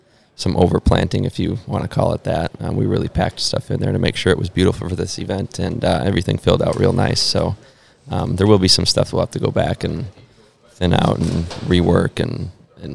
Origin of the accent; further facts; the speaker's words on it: Lino Lakes, Minnesota, United States; moved away as an adult; now in Charlotte, United States; That's where I'm from.